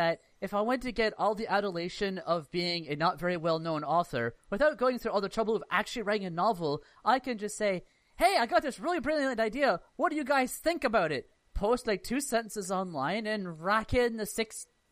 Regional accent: Canada

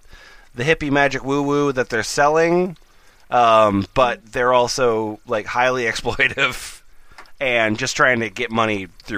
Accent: Australia; I'm from Australia.

